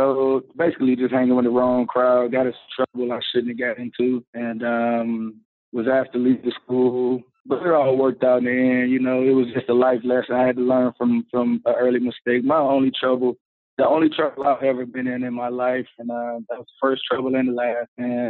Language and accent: English; Charlotte, North Carolina, United States; It was great, man. You get a little bit of everything there. You get the country life, but you also get all the seasons there.